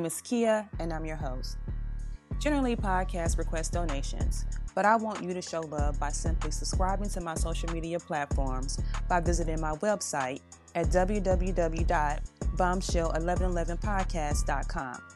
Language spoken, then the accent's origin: English; Kosciusko, Mississippi, United States; moved away; That is where I'm initially from. I originated from Mississippi, Kosciuszko, Mississippi, actually. That's my hometown.